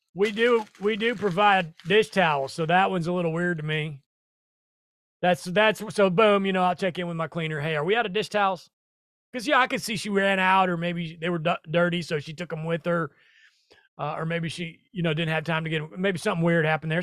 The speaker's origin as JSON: {"language": "English", "town": "Omaha", "region": "Nebraska", "country": "United States", "moved": "yes", "said": "I'm from Omaha, four zero, the old four oh two"}